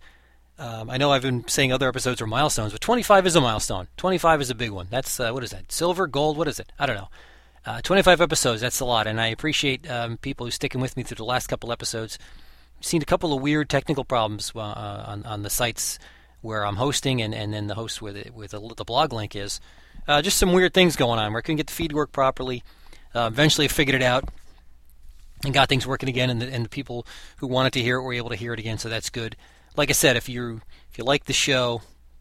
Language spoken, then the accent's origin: English; United States; I'm an American. That's what I am. I was born here.